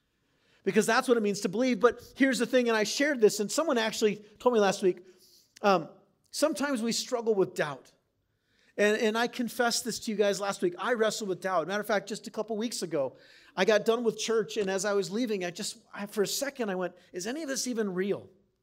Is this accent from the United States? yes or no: yes; San Diego, California, United States; also born or lived in Wisconsin / Maine; I grew up in San Diego for 2 years, moved to Wisconsin for 2 years, came back to San Diego, then moved to Maine for 2 years, then came back to San Diego.